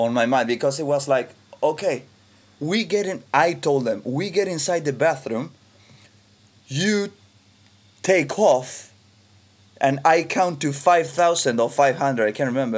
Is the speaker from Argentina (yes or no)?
yes; Argentina; I was raised in 1986 in Argentina